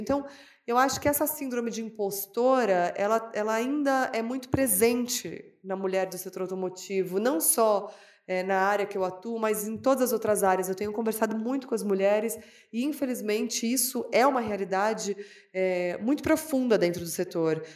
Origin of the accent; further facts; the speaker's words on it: São Paulo, Brazil; eu nasci em São Paulo